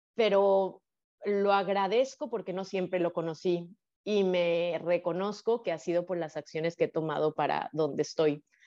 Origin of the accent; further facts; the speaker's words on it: Guadalajara, Jalisco, Mexico; moved away as an adult; also born or lived in Playa del Carmen; yo nací en Guadalajara, Jalisco, eh, en una familia privilegiada económicamente